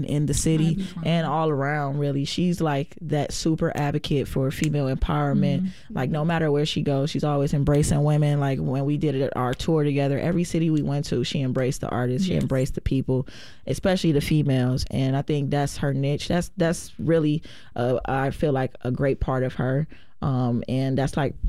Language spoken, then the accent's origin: English; Milwaukee, Wisconsin, United States; we're born and raised in Milwaukee